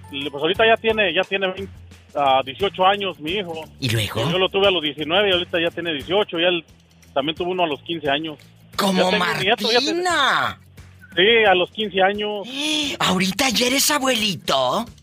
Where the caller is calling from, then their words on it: Louisiana, United States; Ahorita vengo aquí, entrando, ya vengo por Luisiana, vengo de North Carolina.